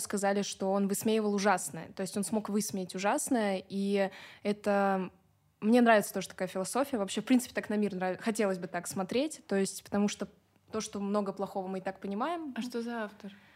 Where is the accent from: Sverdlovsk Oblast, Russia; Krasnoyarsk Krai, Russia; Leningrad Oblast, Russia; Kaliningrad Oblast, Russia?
Kaliningrad Oblast, Russia; moved away as an adult; now in Moscow, Russia; откуда я приехала, из Калининградской области.